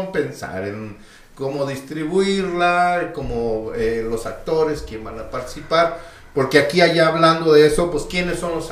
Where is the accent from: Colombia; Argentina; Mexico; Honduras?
Mexico; que tenemos que, como buenos mexicanos, entender